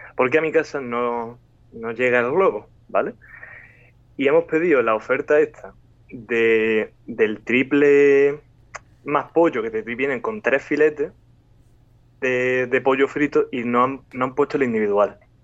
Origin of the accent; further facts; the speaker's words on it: Andalusia, Spain; yo como soy andaluz